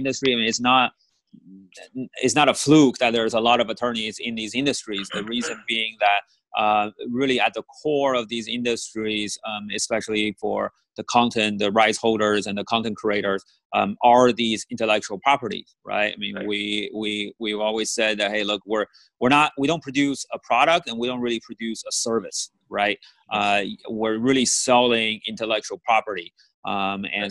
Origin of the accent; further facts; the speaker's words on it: Bay Area, California, United States; I grew up in the Bay Area